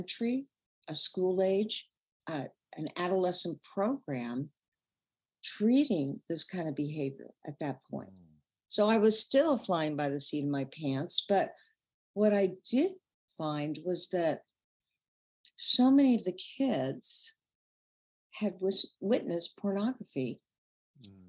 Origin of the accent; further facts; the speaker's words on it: Chicago, Illinois, United States; also born or lived in Central Indiana; now in Indianapolis, United States; I'm from Chicago originally